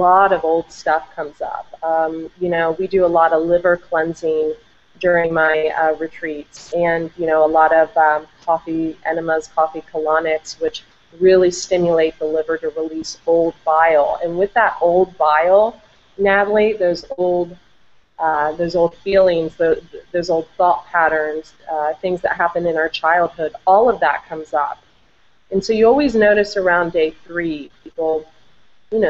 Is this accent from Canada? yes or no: no; Vandalia, Ohio, United States; moved away as an adult; also born or lived in Del Mar, California; now in San Diego, United States; I'm from Ohio, a small town, Dayton, Vandalia, Ohio